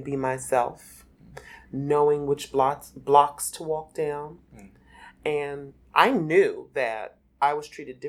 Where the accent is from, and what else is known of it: Philadelphia, Pennsylvania, United States; born or raised there